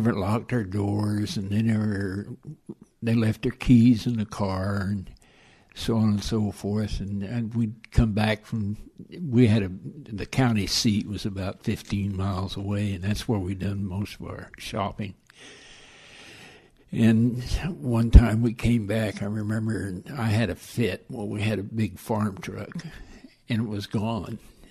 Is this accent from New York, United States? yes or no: no; Kansas, United States; I grew up in Kansas on a kind of a little farm town.